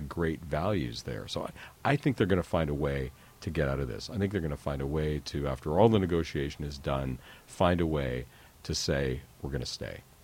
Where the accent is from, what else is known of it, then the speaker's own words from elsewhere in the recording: Calgary, Alberta, Canada; I grew up in Calgary